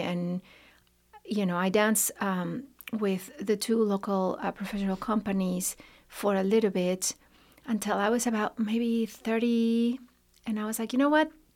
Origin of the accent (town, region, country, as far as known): León, Guanajuato, Mexico; born or raised there; moved away as an adult; now in Lexington, United States